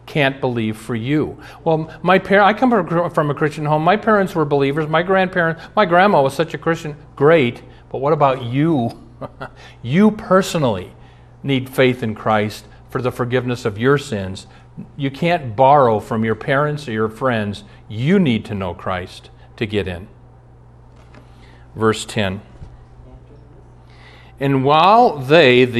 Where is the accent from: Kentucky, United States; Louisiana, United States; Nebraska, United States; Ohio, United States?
Nebraska, United States; Omaha; moved away; also born or lived in Minneapolis; I grew up in Omaha, 390 miles south